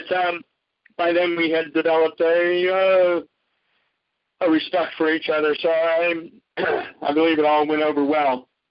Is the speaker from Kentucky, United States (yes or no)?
no; Omaha, Nebraska, United States; I was raised Jewish in Omaha, Nebraska